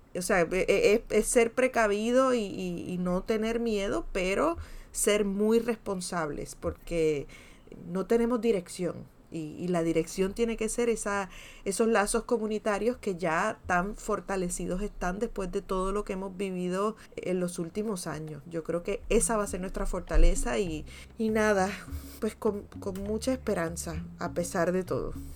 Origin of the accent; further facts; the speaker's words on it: Puerto Rico; los puertorriqueños y las puertorriqueñas